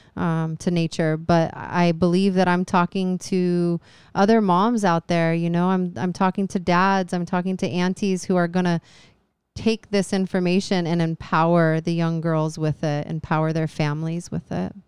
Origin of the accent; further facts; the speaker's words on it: Phoenix, Arizona, United States; now in Hawaii, United States; I was raised in Arizona by a mother who was from Hawaii